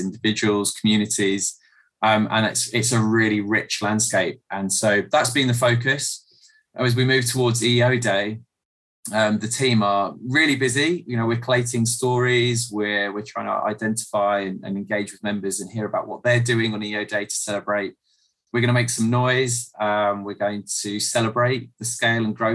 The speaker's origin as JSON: {"language": "English", "area": "South Coast", "region": "South East England", "country": "United Kingdom", "tie": "born or raised there", "also_born_or_lived": "Ghana / Liberia", "moved": "as an adult", "said": "I grew up on the South Coast, and in a really happy but modest family environment"}